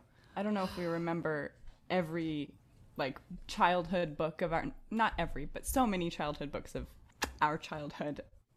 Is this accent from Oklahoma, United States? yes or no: no; Arizona, United States; also born or lived in Morocco; I grew up in Arizona